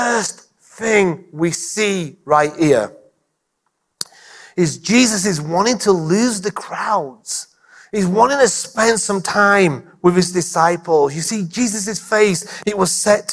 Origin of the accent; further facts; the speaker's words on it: England, United Kingdom; being English